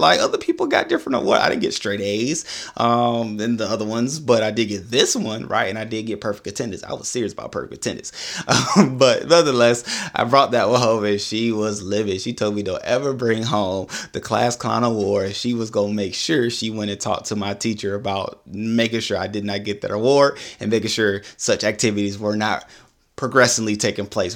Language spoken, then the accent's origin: English; Augusta, Georgia, United States; I was born in Augusta, Georgia